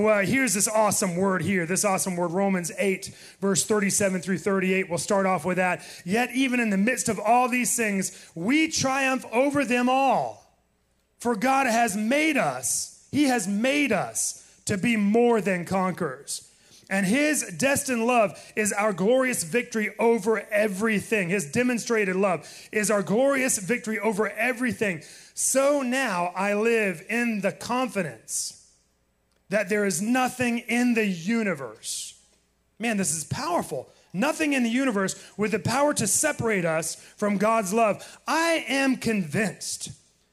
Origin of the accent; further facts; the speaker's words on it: Titusville, Florida, United States; I was born on the Space Coast. Born in Titusville, Florida. And so, yes, I am a Floridian through and through.